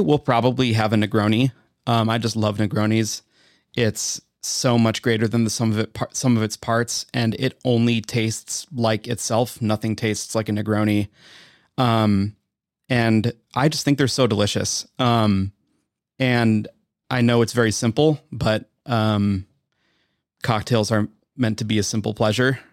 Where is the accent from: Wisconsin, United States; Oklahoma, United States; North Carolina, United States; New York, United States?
Wisconsin, United States; I'm from Wisconsin